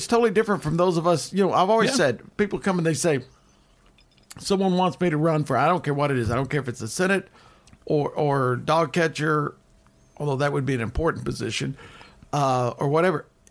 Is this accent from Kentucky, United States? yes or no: yes; Kentucky, United States; I'm from Kentucky myself